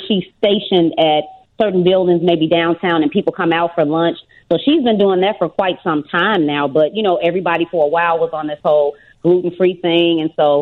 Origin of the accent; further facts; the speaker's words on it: Memphis, Tennessee, United States; now in Chicago, United States; I'm originally from Memphis, Tennessee, so that's the home of barbecue